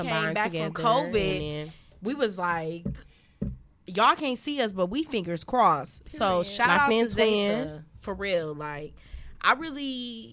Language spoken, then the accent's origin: English; Milwaukee, Wisconsin, United States; moved away; We came from Milwaukee